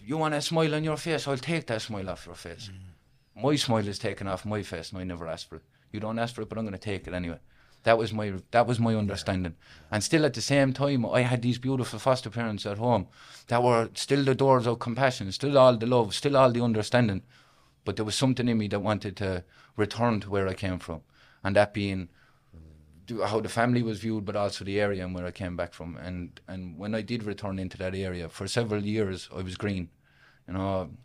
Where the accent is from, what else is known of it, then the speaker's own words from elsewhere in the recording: Limerick, Munster, Ireland; I originally come from a place called Weston, which is based inside Limerick City